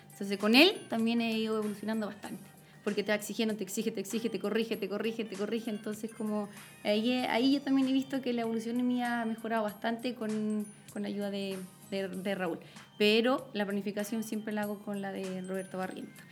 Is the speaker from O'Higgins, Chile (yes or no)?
yes; Coya, O'Higgins, Chile; moved away as an adult; also born or lived in Rancagua; now in Santiago, Chile; Yo nací en Coya, en los cerros, por eso me encanta todavía. mi colegio estaba en el cerro